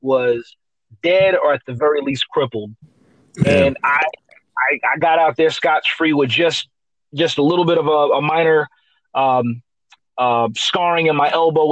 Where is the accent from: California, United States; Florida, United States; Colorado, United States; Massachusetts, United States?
Florida, United States; Sunrise; also born or lived in New York / Coral Springs, Florida; I was born in New York, but I spent the majority of my life in Sunrise, Florida